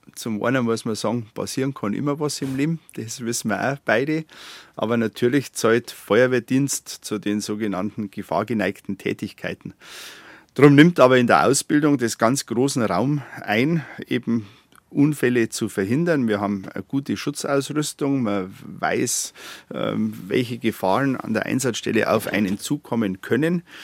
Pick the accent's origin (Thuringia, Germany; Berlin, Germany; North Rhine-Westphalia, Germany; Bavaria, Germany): Bavaria, Germany; Garmisch-Partenkirchen; meine Heimat wäre Partenkirchen